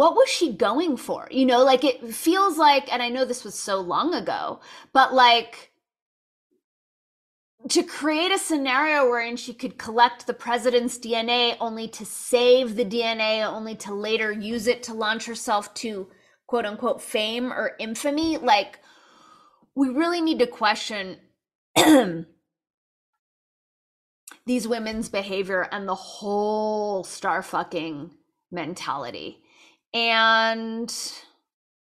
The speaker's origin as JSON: {"language": "English", "town": "Los Angeles", "region": "California", "country": "United States", "tie": "born or raised there", "said": "I was born and raised in Los Angeles"}